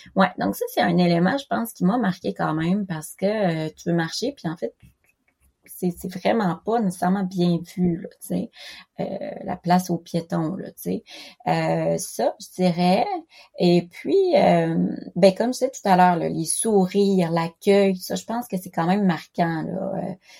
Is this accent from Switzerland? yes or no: no; Quebec, Canada; first language French; moved away as an adult; also born or lived in Philippines / Toulouse, France; now in Japan; j'ai grandi au Québec